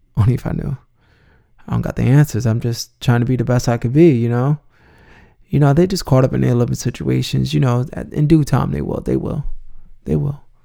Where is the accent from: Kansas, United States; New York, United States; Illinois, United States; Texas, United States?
New York, United States; New York City; I'm originally from the Bronx